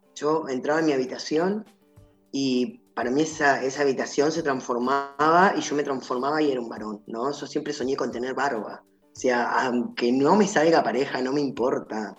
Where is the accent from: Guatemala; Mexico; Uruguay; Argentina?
Argentina; Gualeguaychú, Entre Ríos; moved away as an adult; also born or lived in Patagonia (the south); now in Buenos Aires, Argentina; nací en Gualeguaychú, Entre Ríos, 17 años viví en Buenos Aires, después me fui a vivir al sur, 5 años